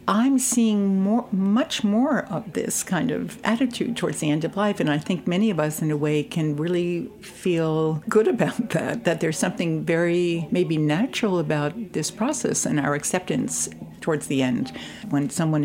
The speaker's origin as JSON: {"language": "English", "town": "New York City", "region": "New York", "country": "United States", "tie": "born or raised there", "also_born_or_lived": "Brooklyn", "said": "I grew up in Queens. My mother still lived in Queens. And then I live in Brooklyn now."}